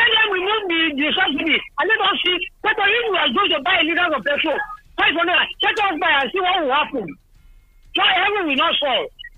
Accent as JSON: {"language": "English", "country": "Israel", "said": "from Israel."}